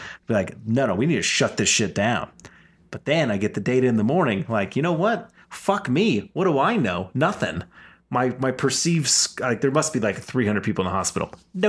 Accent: Washington, United States; I remember, we came from Washington where it's like rural city.

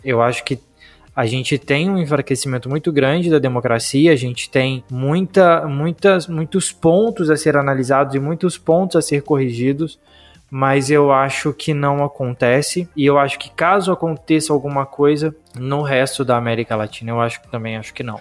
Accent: Juiz de Fora, Minas Gerais, Brazil; now in Alfenas, Brazil; eu fui para Juiz de Fora, para minha casa, para minha cidade natal

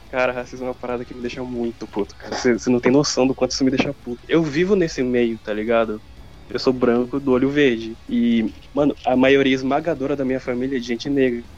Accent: Brazil; eu sou considerado branco aqui

